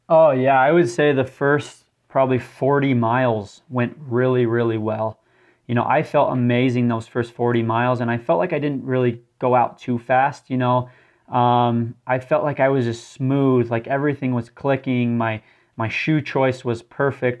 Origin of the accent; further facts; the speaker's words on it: St. George, Utah, United States; moved away; I grew up in St. George, Utah, which is a very desert type environment as well.